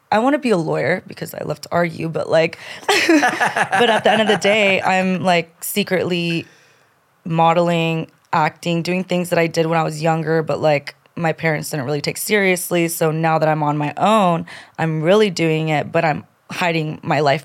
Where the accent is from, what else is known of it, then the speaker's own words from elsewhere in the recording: Colombia; now in United States; I'm from Colombia. I was born in Colombia. My parents immigrated to this country to give me a better life